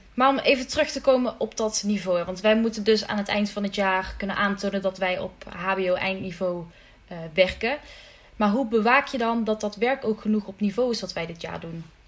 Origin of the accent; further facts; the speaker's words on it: Limburg, Netherlands; ik ben een Limburgse dame